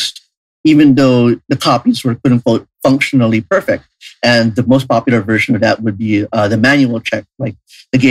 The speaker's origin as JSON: {"language": "English", "town": "Parañaque", "region": "Metro Manila", "country": "Philippines", "tie": "born or raised there", "said": "I'm coming from Parañaque"}